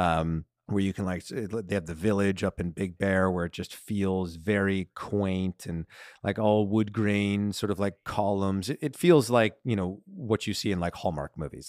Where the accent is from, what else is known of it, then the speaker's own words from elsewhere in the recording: Southern California, United States; growing up in Southern California, White Christmas isn't really, like, something that, that we have here